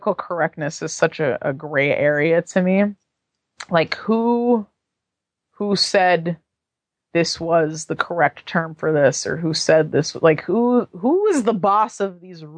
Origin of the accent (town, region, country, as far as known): San Francisco, California, United States